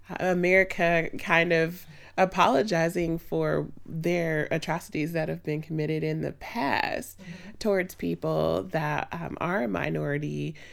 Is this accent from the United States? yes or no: yes; Chicago, Illinois, United States; now in Indianapolis, United States; I'm originally from Chicago. We moved to the Indianapolis area in the early 90s and did all of my undergrad here in Indiana University.